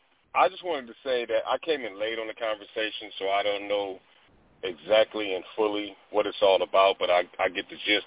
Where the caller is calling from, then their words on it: Omaha, Nebraska, United States; I'm calling from Omaha, Nebraska.